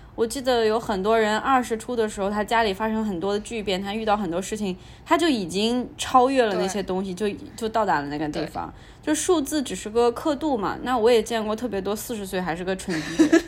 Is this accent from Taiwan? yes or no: no; Shanghai, China; also born or lived in United States; 我们家乡的三毛饼对屋